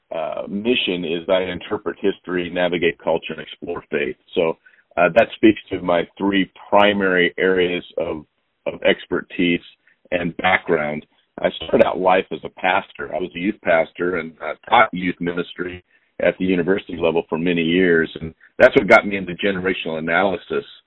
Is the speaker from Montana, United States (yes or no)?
yes; Montana, United States; now in Pacific Northwest, United States; I grew up in Montana